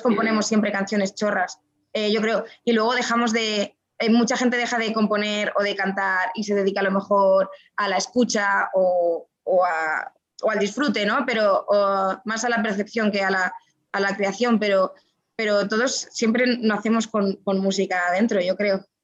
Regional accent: Madrid, Community of Madrid, Spain; moved away; also born or lived in Guadalajara, Spain; yo nací en Madrid. La gente se ríe mucho cuando yo digo que soy madrileña

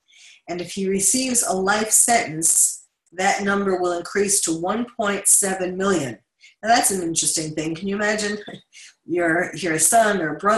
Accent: New York City, New York, United States; I grew up in Queens.

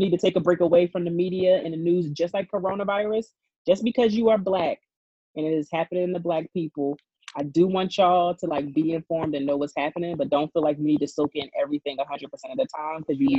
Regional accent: United States; I'm American

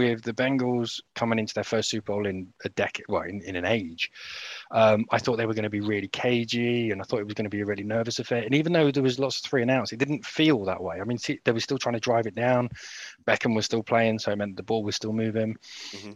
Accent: United Kingdom; we're all British

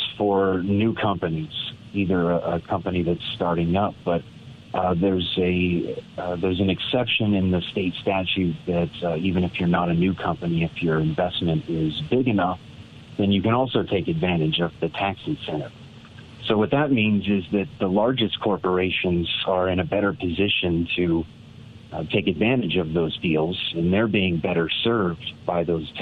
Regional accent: Niwot, Colorado, United States; I was raised in the Niwot area

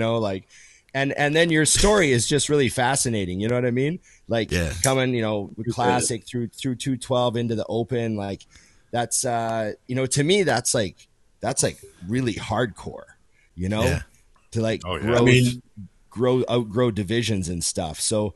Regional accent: Canada; as a Canadian

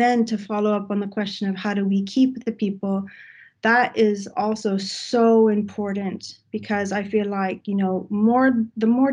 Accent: Texas, United States; now in Sweden; I come from Texas, so this is a big jump going to Sweden

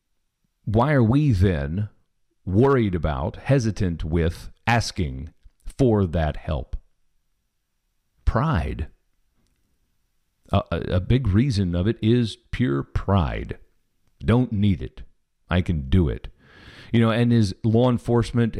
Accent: Kansas City, Missouri, United States; I'm from Kansas City, so I'm a Chiefs fan

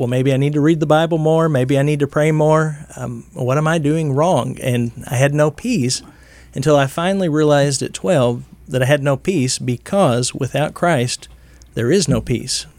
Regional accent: Missouri, United States; I grew up in church in Missouri

